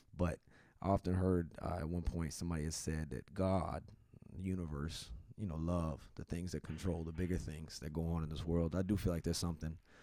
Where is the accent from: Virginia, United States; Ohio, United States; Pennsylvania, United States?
Virginia, United States; in my home state, uh, the state that I represent, where I'm from, the Old Dominion